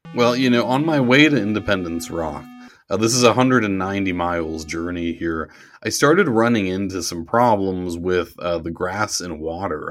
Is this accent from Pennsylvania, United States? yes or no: yes; Pittsburgh, Pennsylvania, United States; Pittsburgh, to my hometown